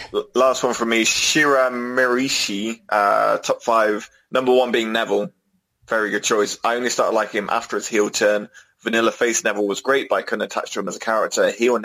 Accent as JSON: {"language": "English", "country": "Netherlands", "said": "Alistair Black, because he oozes cool, and we're both from the Netherlands."}